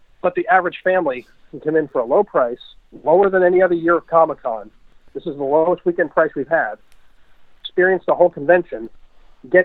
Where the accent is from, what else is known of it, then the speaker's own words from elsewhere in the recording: Massachusetts, United States; now in Vermont, United States; I'm from Mass originally